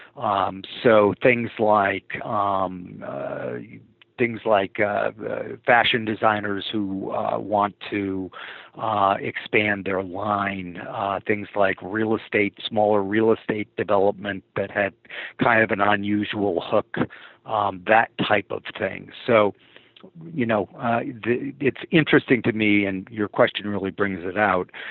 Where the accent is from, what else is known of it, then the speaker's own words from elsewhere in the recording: St. Paul, Minnesota, United States; moved away as an adult; also born or lived in Greenwich, Connecticut; I grew up in St. Paul, Minnesota